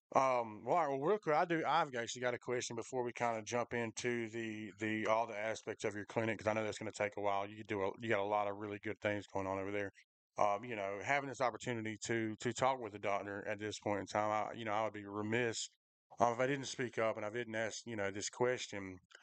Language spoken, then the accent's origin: English; Macon, Georgia, United States; I definitely grew up in Macon